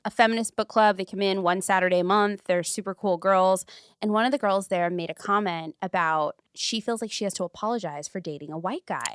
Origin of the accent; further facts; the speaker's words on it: Paramount, California, United States; I grew up in Paramount